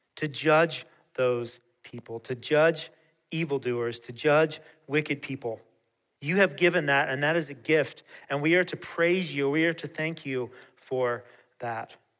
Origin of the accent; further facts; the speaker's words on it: United States; given the choices of countries I could have been born into. I'm incredibly thankful and grateful to God that He chose to place me here